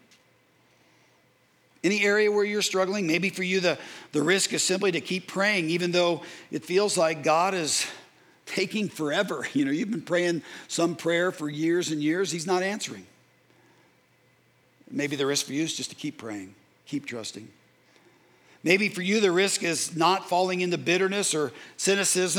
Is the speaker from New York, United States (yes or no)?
no; Carmel, Indiana, United States; I grew up in the Midwest